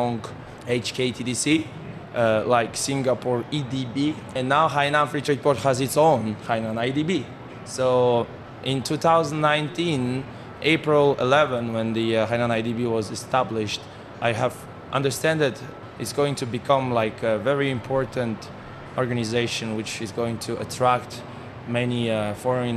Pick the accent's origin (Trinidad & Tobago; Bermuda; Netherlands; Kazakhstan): Kazakhstan; moved away as an adult; now in Haikou, China; Even though I'm from Kazakhstan, it's like very far away place